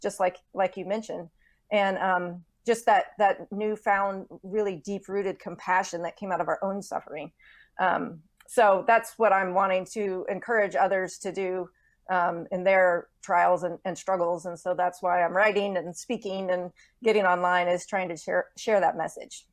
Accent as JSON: {"language": "English", "region": "Texas", "country": "United States", "tie": "born or raised there", "moved": "yes", "said": "I'm a native Texan"}